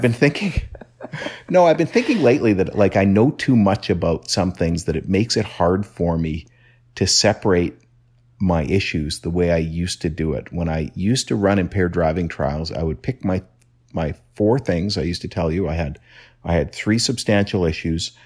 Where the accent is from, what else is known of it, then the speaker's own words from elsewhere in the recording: Canada; being Canadian